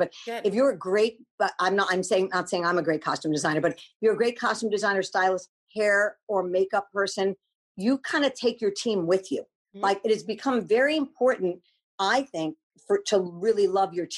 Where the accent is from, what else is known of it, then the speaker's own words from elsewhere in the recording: New York, United States; now in California, United States; I grew up in New York